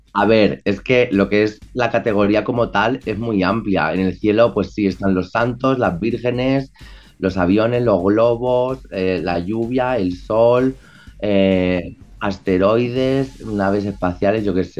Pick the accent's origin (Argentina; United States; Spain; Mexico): Spain; accent: súper español; con mi acento súper español